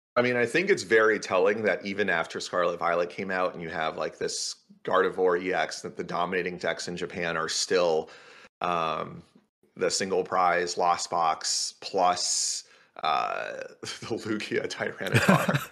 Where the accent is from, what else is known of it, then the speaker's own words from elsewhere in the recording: Canada; I'm also Canadian, and that's a Canadian thing